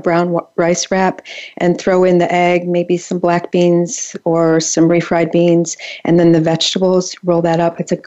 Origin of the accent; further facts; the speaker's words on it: Midland, Michigan, United States; So I'm from Michigan. I grew up in Midland, which is pretty farm country